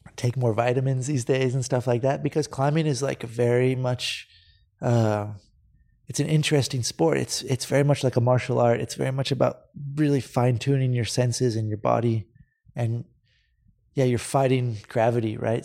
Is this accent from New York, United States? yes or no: no; Santa Cruz, California, United States; moved away as an adult; now in Spain; I grew up in Santa Cruz, I grew up surfing with my dad